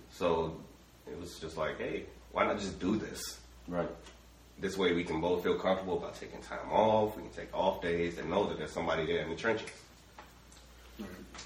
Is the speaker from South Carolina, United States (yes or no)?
no; Chicago, Illinois, United States; now in Vine Grove, United States; from a very small town myself. You may have heard of it, Chicago, Illinois.